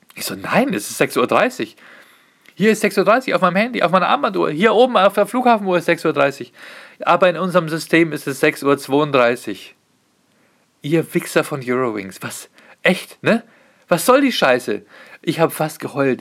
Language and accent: German; Pfaffenhofen an der Ilm, Bavaria, Germany; auf der Pfaffenhofener Messe sein, in meinem Heimatort